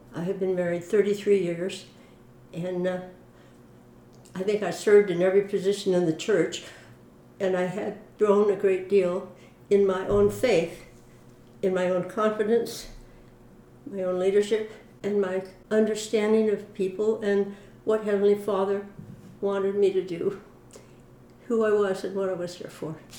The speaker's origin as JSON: {"language": "English", "town": "Mountain View", "region": "California", "country": "United States", "tie": "born or raised there", "also_born_or_lived": "Vancouver, British Columbia, Canada / Hoquiam, Washington / Sunnyvale, California", "said": "we moved first to Hoquiam, Washington, and then to a little house on Airhorn Street, right down in Mountain View, just parallel with Castro Street."}